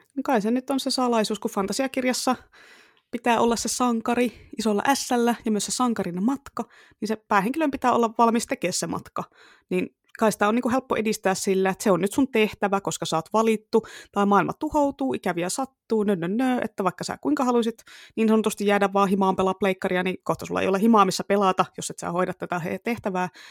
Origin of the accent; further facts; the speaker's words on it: Tampere, Pirkanmaa, Finland; accent: Tampere dialect (Tampereen murre); moved away; siitä on niin kauan aikaa, kun mä muutin pois Tampereelta, mutta kyllä se vielä tulee sieltä